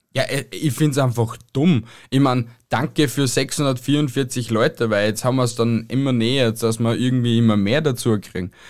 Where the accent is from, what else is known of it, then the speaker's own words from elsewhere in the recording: Austria; bei uns in Österreich